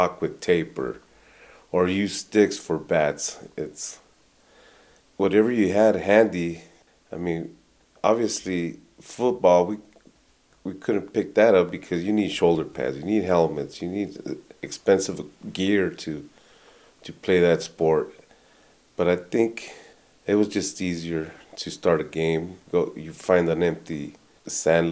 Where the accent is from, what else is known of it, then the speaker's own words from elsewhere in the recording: Douglas, Arizona, United States; also born or lived in Tucson, Arizona; We came up from Douglas to Tucson